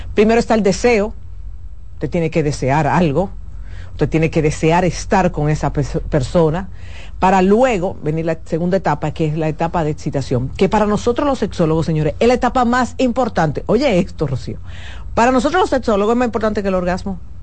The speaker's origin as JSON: {"language": "Spanish", "country": "Dominican Republic", "said": "como los dominicanos entendemos"}